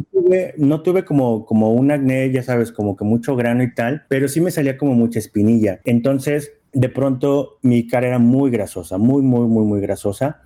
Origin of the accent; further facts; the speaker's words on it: Poza Rica, Veracruz, Mexico; moved away; yo soy aparte de Veracruz, de Poza Rica, Veracruz